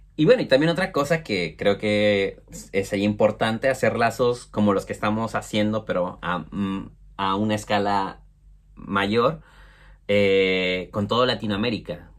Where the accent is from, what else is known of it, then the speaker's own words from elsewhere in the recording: Mexico City, Mexico; moved away as an adult; now in Bristol, United Kingdom; nosotros somos originarios de la Ciudad de México